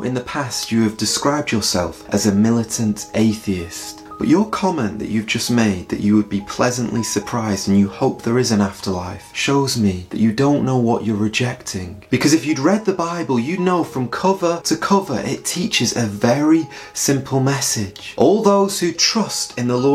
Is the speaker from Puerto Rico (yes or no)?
no; England, United Kingdom; being English like myself